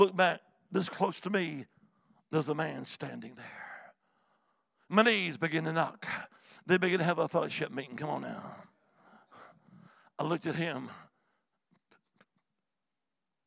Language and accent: English; Alabama, United States; also born or lived in Montgomery, Alabama; now in Salem, United States; I'm originally from the Holy Land, Alabama.